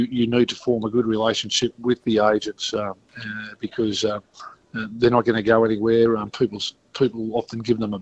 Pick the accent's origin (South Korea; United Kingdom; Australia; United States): Australia; Stockton, New South Wales; I grew up in Stockton